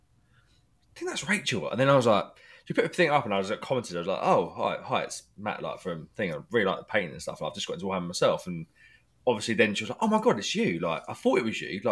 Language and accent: English; Kent, South East England, United Kingdom; I'm from Kent.